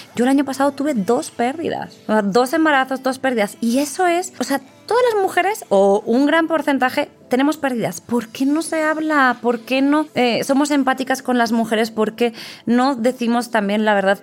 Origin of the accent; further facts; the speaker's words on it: Valencian-speaking hometown, Valencian Community, Spain; moved away as an adult; now in Mexico; en mi pueblo dicen, pues, si habla valenciano